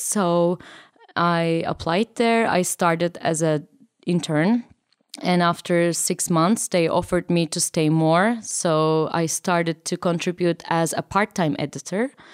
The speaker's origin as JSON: {"language": "English", "country": "Turkey", "said": "I'm from Turkey"}